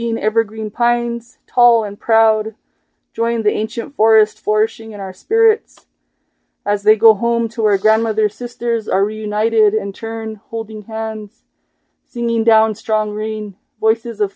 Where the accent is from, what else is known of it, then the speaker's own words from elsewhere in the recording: Santa Clara Pueblo, New Mexico, United States; now in Española, United States; from Santa Clara Pueblo